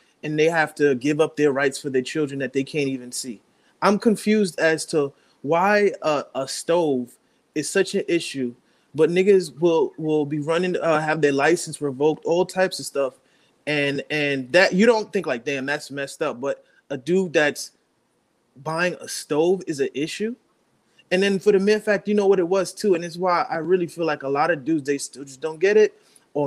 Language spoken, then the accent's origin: English; New York, United States; I'm from New York